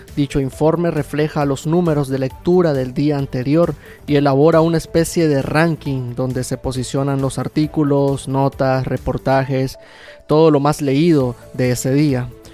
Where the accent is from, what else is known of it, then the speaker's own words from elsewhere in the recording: Nicaragua; como nicaragüense